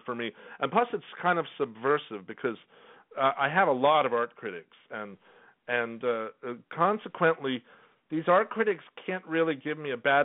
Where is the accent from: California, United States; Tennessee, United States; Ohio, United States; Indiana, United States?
California, United States; Los Angeles; moved away as an adult; also born or lived in Whittier, California; now in New York, United States; I was born in Los Angeles, but both my parents were born in Estonia. So I'm first-generation American